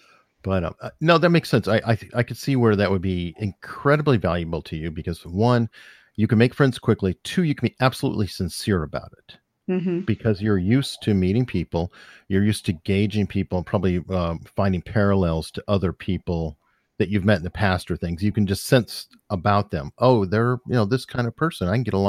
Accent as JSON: {"language": "English", "town": "Tucson", "region": "Arizona", "country": "United States", "tie": "born or raised there", "said": "I grew up in Tucson, Arizona, in the Catalina Foothills area, the richest part."}